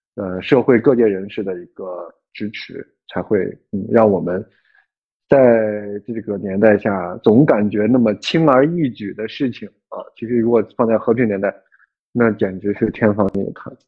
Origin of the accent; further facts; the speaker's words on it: China; 我们作为中国人